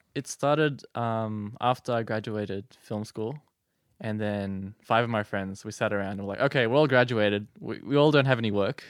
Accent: Sydney, New South Wales, Australia; moved away as an adult; now in Strathfield, Australia; I grew up in the West. I went to school in Mountain View, next to Doonside Station

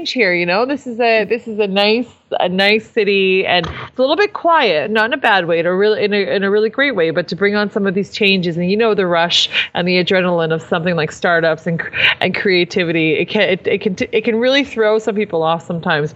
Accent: Saskatchewan, Canada; the kind of people that we are from Saskatchewan

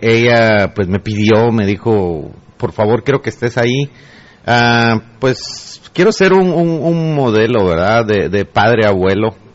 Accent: El Progreso, Guatemala; yo nací en el progreso

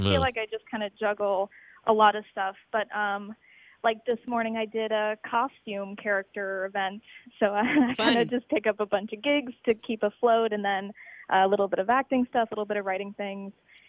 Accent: Virginia, United States; moved away as an adult; also born or lived in Connecticut / New York; now in Chicago, United States; I grew up mostly in Virginia. Then I went to like an acting conservatory in Connecticut.

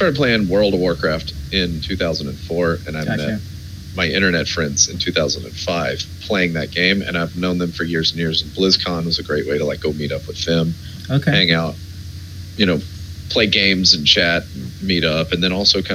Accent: Nashville, Tennessee, United States; I'm from Nashville, Tennessee

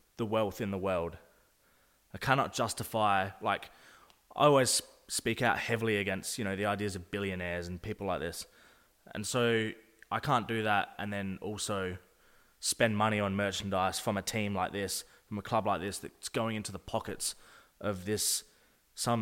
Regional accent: Adelaide, South Australia, Australia; we're just using Adelaide as an example because that's where we're from.

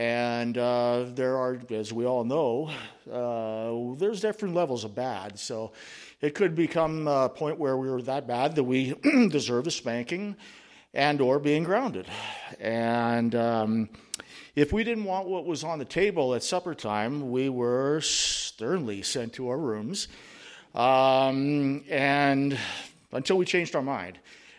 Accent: Yorkton, Saskatchewan, Canada; born there; I was born on August 4th, 1970, in the thriving metropolis of Yorkton, Saskatchewan.

